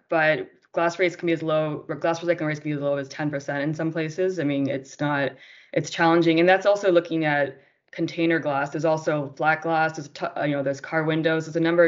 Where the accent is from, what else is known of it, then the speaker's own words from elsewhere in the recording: Canada; moved away as an adult; now in Colombia; I'm from Canada, and I moved to Colombia, oh my gosh, I guess almost 4 years ago now